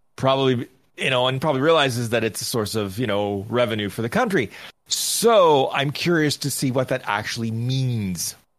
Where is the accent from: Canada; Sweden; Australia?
Canada; I'm Canadian